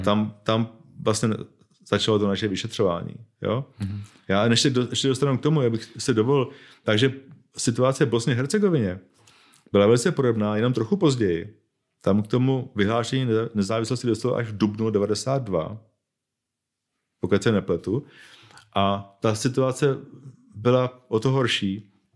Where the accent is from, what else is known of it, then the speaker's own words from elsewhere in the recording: Bohemia, Czechia; já jsem Čech, narodil jsem se v Čechách